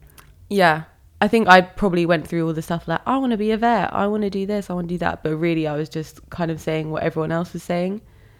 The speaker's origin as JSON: {"language": "English", "town": "Bognor Regis", "region": "South East England", "country": "United Kingdom", "tie": "born or raised there", "also_born_or_lived": "Malaysia", "said": "But then I moved to England when I was 6. We moved to West Sussex, to a place called Bognor Regis."}